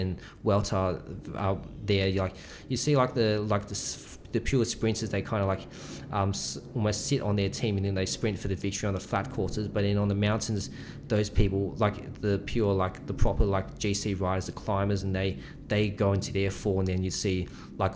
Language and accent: English; Sydney, New South Wales, Australia; I was from Sydney boys